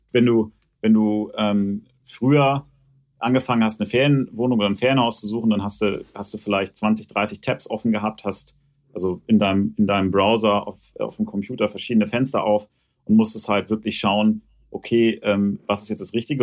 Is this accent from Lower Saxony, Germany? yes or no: yes; Hanover, Lower Saxony, Germany; ich komme ja gebürtig aus Hannover